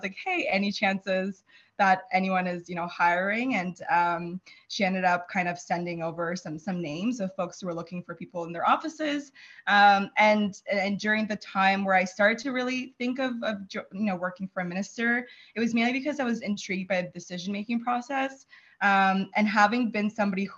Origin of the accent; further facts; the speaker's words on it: Fredericton, New Brunswick, Canada; also born or lived in Kyiv, Ukraine / Sackville, New Brunswick; I grew up in Fredericton. We moved there when I was 10